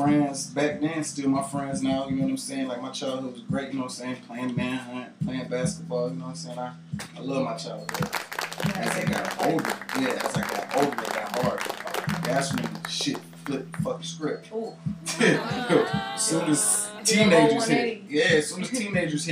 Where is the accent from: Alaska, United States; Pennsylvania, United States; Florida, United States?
Florida, United States; Miami; also born or lived in Buffalo, New York; now in Atlanta, United States; Originally, I'm from Buffalo, New York, but I was raised in Miami, Florida